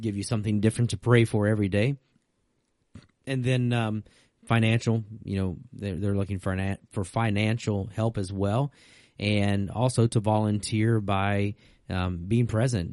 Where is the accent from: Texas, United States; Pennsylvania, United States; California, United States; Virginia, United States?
Virginia, United States; also born or lived in North Carolina; growing up in Virginia.